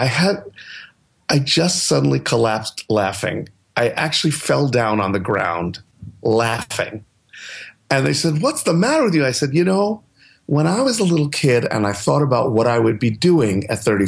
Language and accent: English; New York City, New York, United States; moved away as an adult; also born or lived in Los Angeles; I grew up in New York City, so it's always been home